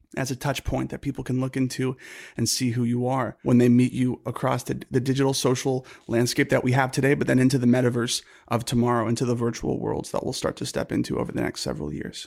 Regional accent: San Diego, California, United States; also born or lived in Los Angeles; growing up in San Diego, California

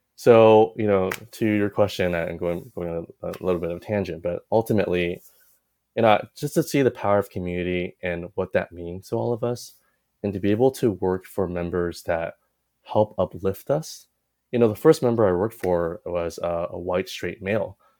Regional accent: Walnut, California, United States; also born or lived in Taipei, Taiwan; I grew up in Walnut

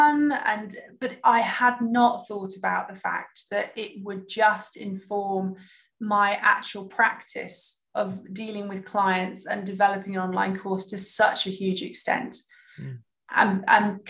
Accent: United Kingdom; now in Germany; I'm sitting here in Germany as a Brit

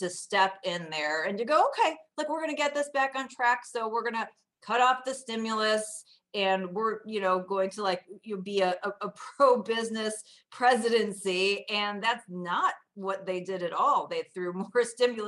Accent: Chicago, Illinois, United States; I grew up in the north suburbs of Chicago.

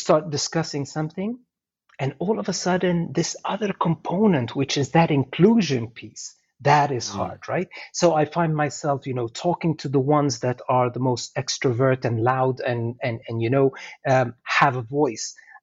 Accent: Egypt; moved away as an adult; now in Canada; I'm originally from Egypt as well, right? So I came to Canada 25, 26 years ago, even more actually, 27 years ago now

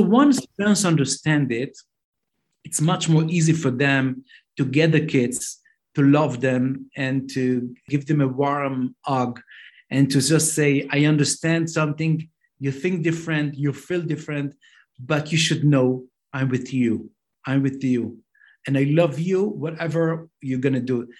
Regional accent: Jerusalem, Jerusalem District, Israel; English is a second language; now in Beitar Illit, Israel; I grew up in Mea Shearim.

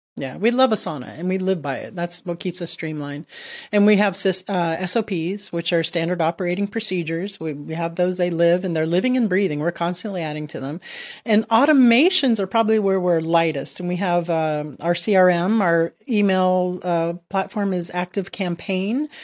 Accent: Miami, Florida, United States; moved away as an adult; also born or lived in Southern Maryland; now in Maryland, United States; I'm from Miami

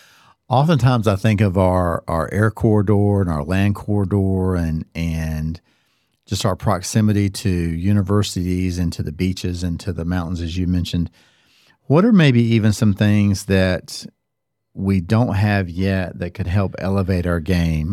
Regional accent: Cary, North Carolina, United States; I grew up in Cary, And again, over my fifty-five years of being here, Carrie has changed.

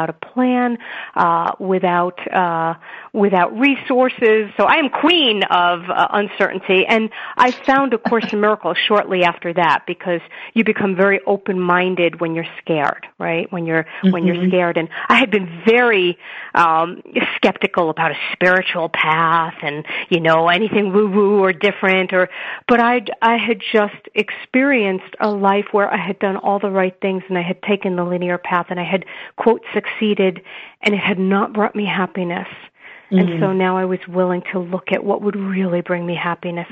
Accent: New York City, New York, United States; now in Denver, United States; I grew up in Brooklyn, New York to an Orthodox Jewish family

